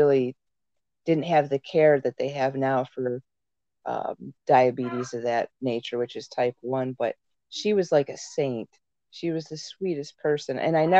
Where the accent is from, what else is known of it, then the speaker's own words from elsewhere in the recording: San Bernardino, California, United States; I was born out in San Bernardino, California